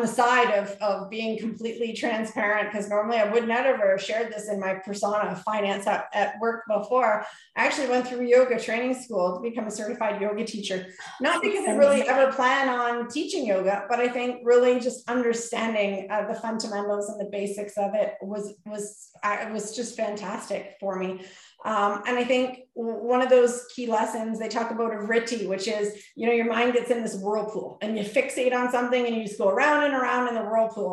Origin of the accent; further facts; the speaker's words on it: Canada; we're Canadian